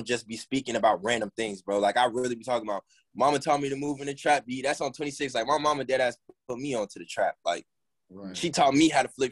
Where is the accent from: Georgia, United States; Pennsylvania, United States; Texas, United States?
Georgia, United States; Gwinnett County; We all from Gwinnett, and I claim Gwinnett so hard